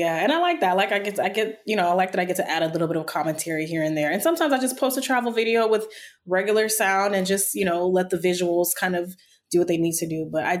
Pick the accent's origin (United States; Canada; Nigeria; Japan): Nigeria; accent: Nigerian; my brain just automatically knows to switch to my Nigerian accent